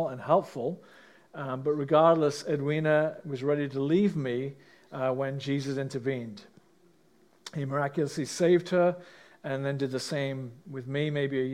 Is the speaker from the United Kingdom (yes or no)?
yes; England, United Kingdom; now in Canada; I grew up in England, as most of you know, in a middle-class family